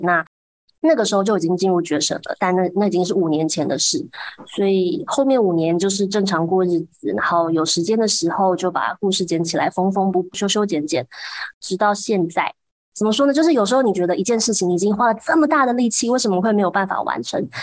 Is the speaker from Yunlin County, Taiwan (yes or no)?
yes; Huwei, Yunlin County, Taiwan; 我自己从小长大的虎尾